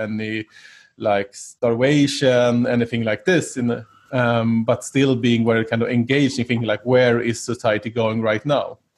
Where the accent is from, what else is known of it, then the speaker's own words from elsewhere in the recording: Sweden; growing up in Sweden during the 80s